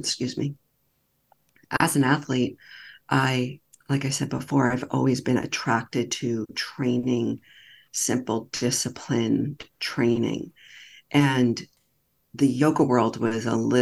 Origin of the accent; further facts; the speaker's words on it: New York, United States; I'm from New York